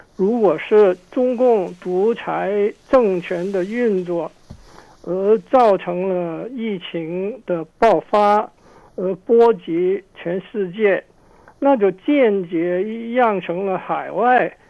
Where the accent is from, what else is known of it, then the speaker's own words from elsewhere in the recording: Hong Kong; now in Canada; 我从香港来